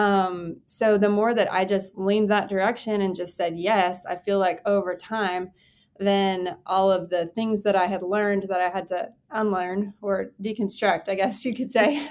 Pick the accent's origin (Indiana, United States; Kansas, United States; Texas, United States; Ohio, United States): Texas, United States; I grew up in Texas, Texas born and raised